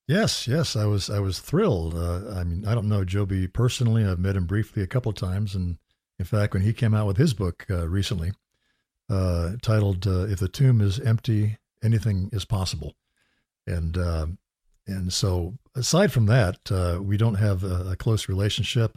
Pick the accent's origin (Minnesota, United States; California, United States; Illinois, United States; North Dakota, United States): California, United States; growing up in California